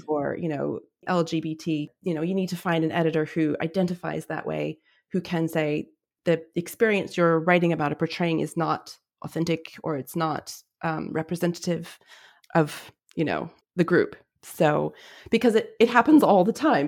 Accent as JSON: {"language": "English", "town": "Albuquerque", "region": "New Mexico", "country": "United States", "tie": "born or raised there", "also_born_or_lived": "Oregon", "moved": "as an adult", "said": "so I was born and raised in Albuquerque, New Mexico, but I went to university in Oregon"}